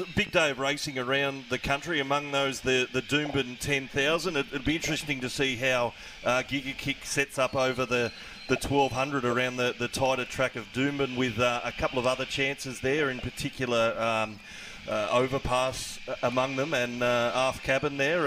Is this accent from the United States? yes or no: no; Wagga Wagga, New South Wales, Australia; now in Wollongong, Australia; I drove back to the country, back to my hometown of Wagga